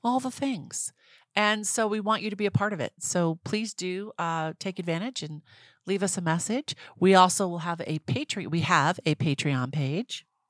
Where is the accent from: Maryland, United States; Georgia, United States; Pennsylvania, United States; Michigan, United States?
Maryland, United States; Rockville; I grew up in Rockville, Maryland